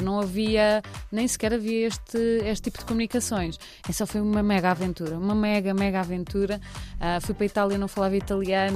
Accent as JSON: {"language": "Portuguese", "town": "Cascais", "region": "Lisbon", "country": "Portugal", "tie": "born or raised there", "moved": "as an adult", "lives_now": "Porto, Portugal", "said": "Eu venho de Cascais, eh, nascida e criada em Cascais"}